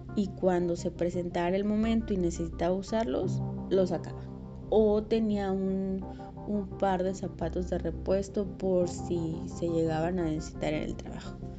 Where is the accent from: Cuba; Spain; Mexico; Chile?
Mexico; moved away as an adult; also born or lived in Mexico City; Cuando yo recién me fui a la Ciudad de México, obviamente era foránea